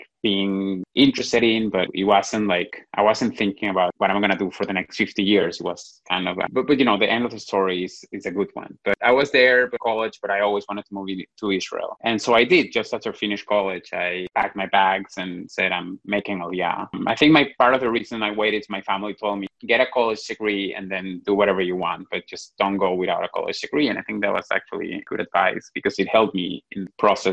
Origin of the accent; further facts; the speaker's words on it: Venezuela; moved away; I was born and raised there